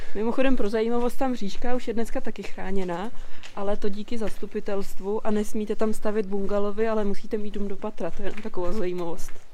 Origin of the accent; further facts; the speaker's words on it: area around Chotěšov and Dobřany, Plzeň Region, Czechia; já jsem se tak nějak jako plácala všude možně a zakotvili jsme od mých šesti let právě tady v okolí